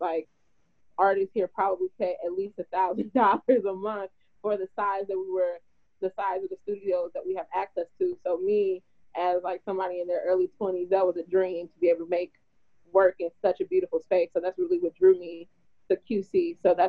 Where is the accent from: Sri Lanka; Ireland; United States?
United States; Mississippi; moved away as an adult; also born or lived in New York City; I'm actually from Mississippi